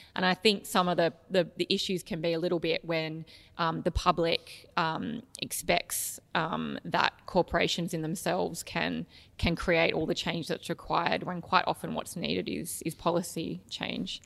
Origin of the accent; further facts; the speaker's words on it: Canberra, Australian Capital Territory, Australia; So, I grew up in Canberra, which was a beautiful place to grow up